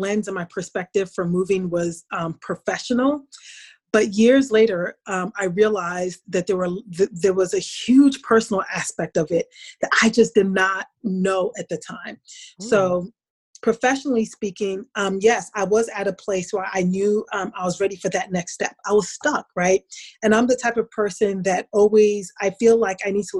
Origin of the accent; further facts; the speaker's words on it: New Jersey, United States; moved away as an adult; also born or lived in upstate New York; I was raised in New Jersey. New Jersey was always my home